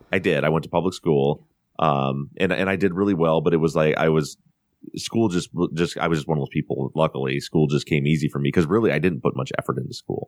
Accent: Buchanan, Michigan, United States; moved away as an adult; also born or lived in Colorado; born and raised in the town of Buchanan, Michigan, which is a very small town, a population of about five thousand people in the very southwest corner of Michigan

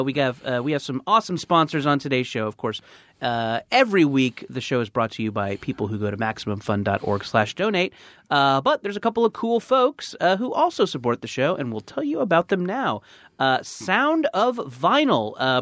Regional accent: California, United States; Orange County.

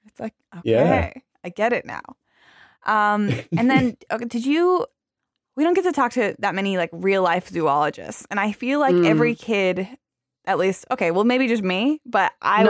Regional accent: Arizona, United States; I'm from Arizona. I've only seen the desert.

